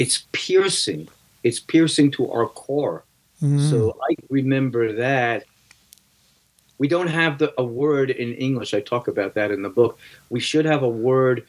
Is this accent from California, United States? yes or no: no; New York City, New York, United States; I grew up in New York City